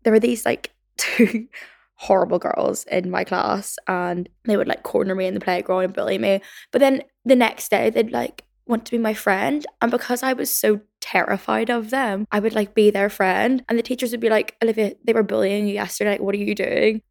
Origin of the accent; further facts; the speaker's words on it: Northern Ireland, United Kingdom; growing up in Northern Ireland slash my childhood experiences